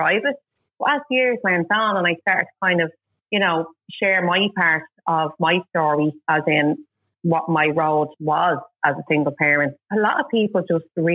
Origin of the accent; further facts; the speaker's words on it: Dublin, County Dublin, Ireland; now in Balbriggan, Ireland; I am originally from Finglas, but now live in Balgoa